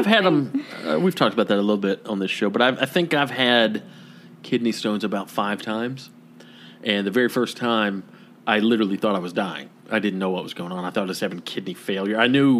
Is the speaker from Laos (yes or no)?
yes; Laos; I'm from Laos, landlocked country in Southeast Asia.